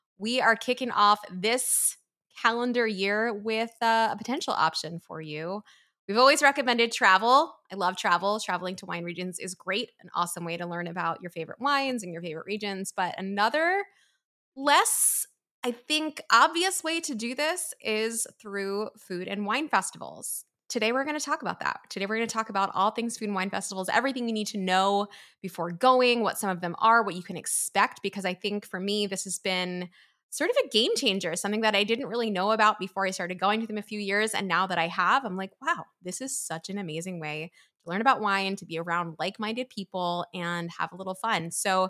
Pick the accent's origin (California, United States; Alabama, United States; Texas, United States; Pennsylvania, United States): Pennsylvania, United States; Philadelphia; This is just how we talk in the East Coast, because you're from Jersey, I'm from Philly.